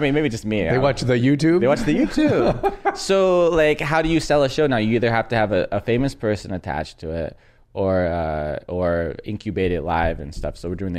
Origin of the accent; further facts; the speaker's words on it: San Diego, California, United States; I'm from San Diego.